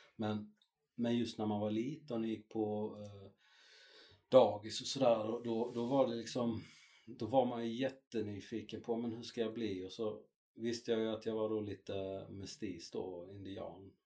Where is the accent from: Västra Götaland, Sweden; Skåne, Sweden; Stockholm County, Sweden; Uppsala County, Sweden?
Skåne, Sweden; Malmö; jag är uppväxt i Malmö, eh, i norra Malmö.